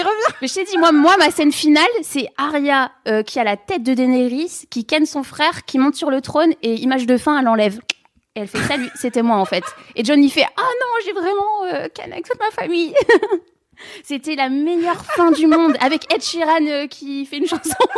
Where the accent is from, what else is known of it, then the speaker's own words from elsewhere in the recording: the North, Hauts-de-France, France; je viens du Nord